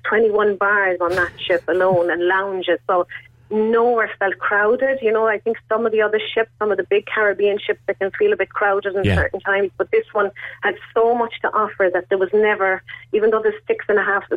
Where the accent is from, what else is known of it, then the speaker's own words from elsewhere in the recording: Cobh, Munster, Ireland; I'm from Cove